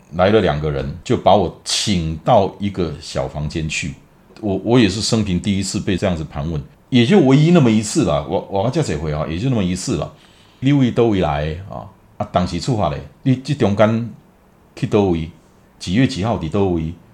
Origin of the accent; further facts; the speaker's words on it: Taiwan; 我从台湾来